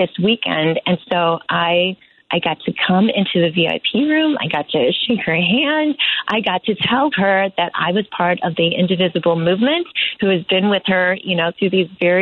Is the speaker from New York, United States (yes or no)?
no; Chicago, Illinois, United States; I was born on Chicago's South Side to nurses who were who came here from the Philippines as nurses